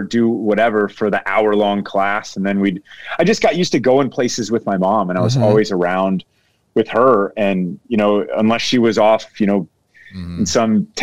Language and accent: English; Dayton, Ohio, United States; I was born in 1979 in Dayton, Ohio, which is Southern Ohio.